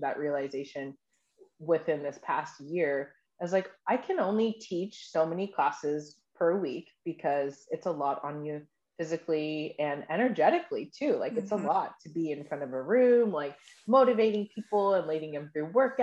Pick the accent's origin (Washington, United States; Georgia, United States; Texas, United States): Washington, United States; Kent; moved away as an adult; also born or lived in San Diego, California / Puerto Rico; now in Sacramento, United States; I was born in San Diego. I was raised in a military family. I lived in Puerto Rico for a little bit, and I grew up in Washington State, in Kent, Washington. It's about 20 minutes outside of Seattle, and I lived there until I was 19.